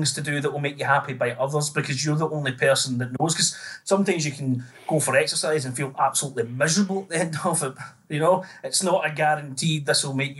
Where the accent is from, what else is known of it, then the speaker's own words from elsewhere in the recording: Greenock, Scotland, United Kingdom; now in Newcastle upon Tyne, United Kingdom; I'm from Greenock, town in the west of Scotland